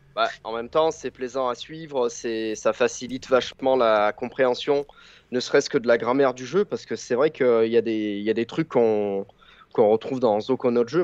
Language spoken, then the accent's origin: French; southern France, France; accent: southern (du sud); Il y a, il y a un hurlement assez, euh, typique de mon accent, euh, du sud